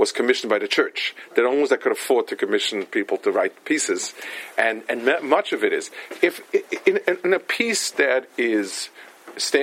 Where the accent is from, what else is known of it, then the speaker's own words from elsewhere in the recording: New York City, New York, United States; moved away; I grew up in Lower East Side, and my mother used to live there